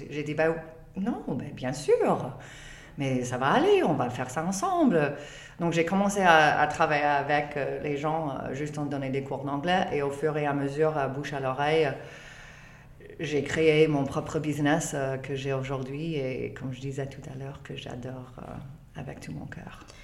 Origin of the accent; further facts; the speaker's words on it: Canada; French is a second language; je suis canadienne, je ne suis pas française